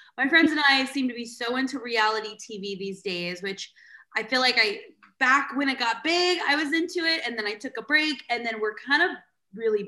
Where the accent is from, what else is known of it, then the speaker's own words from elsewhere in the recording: San Diego, California, United States; moved away as an adult; now in Arizona, United States; I grew up in San Diego and I've been in Arizona 15 years